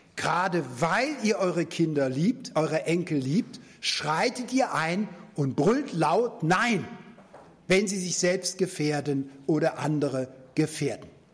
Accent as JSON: {"language": "German", "country": "Germany", "said": "als Deutsche haben wir lange Zeit nach dem Zweiten Weltkrieg ja gar keinen Friedensvertrag gehabt"}